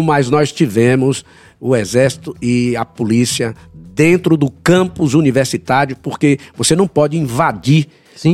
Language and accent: Portuguese; Brazil; nós que somos brasileiros